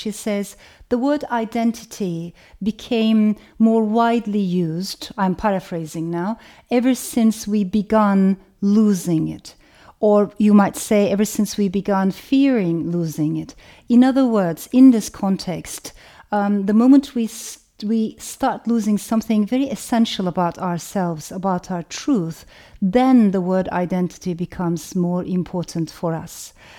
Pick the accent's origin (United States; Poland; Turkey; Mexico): Turkey; English is a second language; moved away; also born or lived in Strasbourg, France; I was born in France, in Strasbourg, to Turkish parents. And after a while, my parents got separated. My father stayed in France, and my mother brought me to Turkey because for her, Turkey was the motherland.